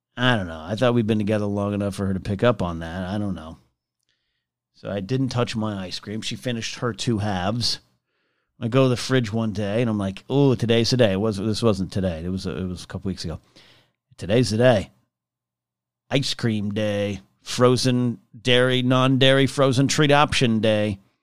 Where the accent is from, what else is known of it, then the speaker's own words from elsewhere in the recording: Arroyo Grande, California, United States; moved away; I went to an elementary school card, called Margaret Harlow Elementary, Royal Grande, California.